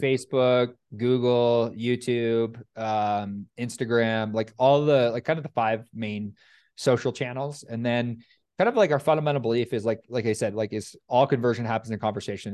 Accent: Canada; I'm Canadian

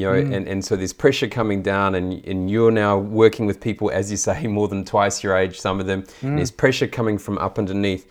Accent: New Zealand; moved away; I grew up in New Zealand and lived in a couple of different countries now

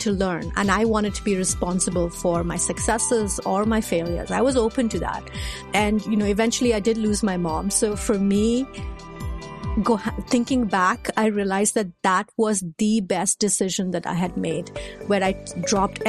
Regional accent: India; moved away as an adult; now in United States; I was an Indian, born and raised in India, now living in the States

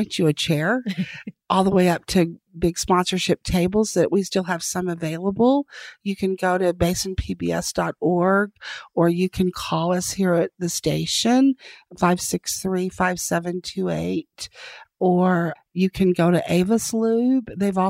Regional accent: Denver City, Texas, United States; I mean, I grew up in Denver City, Texas. So I grew up in the oil field and I'm very fortunate.

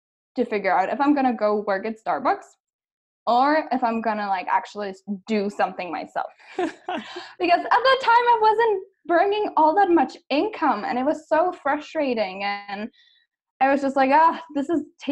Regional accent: Czechia; moved away as an adult; also born or lived in United States; I am actually originally from the Czech Republic

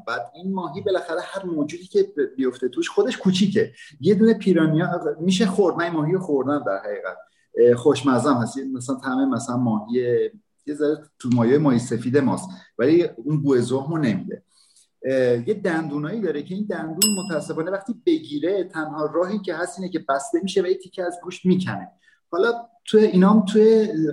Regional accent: Iran; moved away as an adult; now in Brazil; زمانی که از ایران اومدم

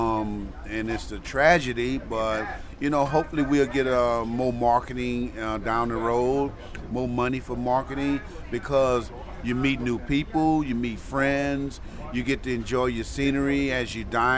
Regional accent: Baton Rouge, Louisiana, United States; also born or lived in New Orleans, Louisiana; now in Chicago, United States; I was born in Baton Rouge, Louisiana

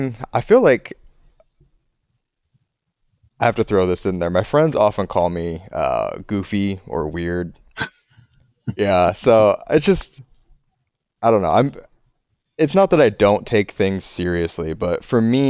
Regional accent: northern Indiana, United States; I grew up in northern Indiana

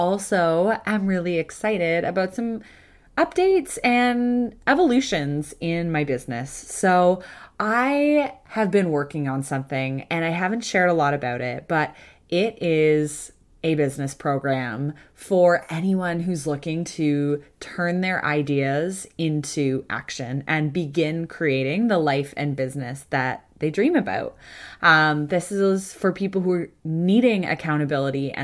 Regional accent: Kitchener, Ontario, Canada; I'm from Kitchener, so I know Guelph

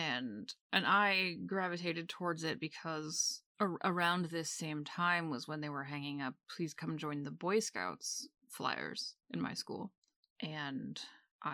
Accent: Maine, United States; I grew up in Maine

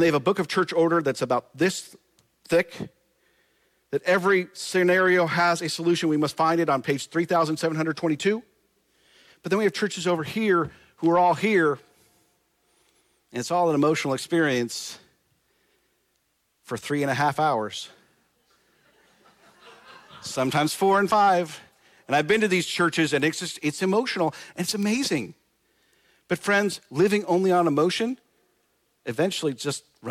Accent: Nebraska, United States; moved away as an adult; This is my home state where I spent a little under 40 years of my life, where I was born, raised, graduated high school, did the whole thing

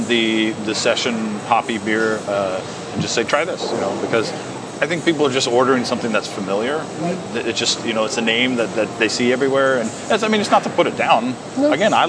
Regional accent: McKenzie River, Oregon, United States; I grew up on the Mackenzie River, basically.

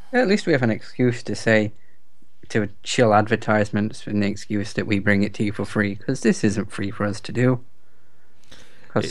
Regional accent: England, United Kingdom; I'm English

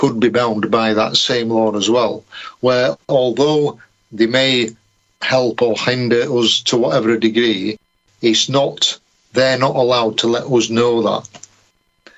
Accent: Yorkshire and the Humber, United Kingdom; being a Yorkshireman

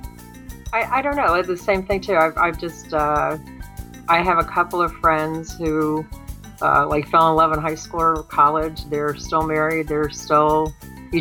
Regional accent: Miami, Florida, United States; growing up in Miami, when I did, was kind of rough

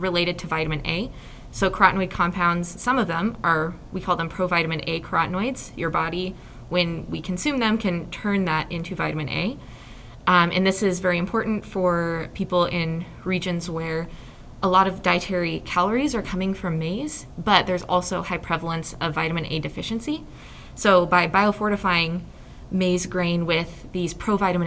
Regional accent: Nebraska, United States; I'm from Nebraska originally

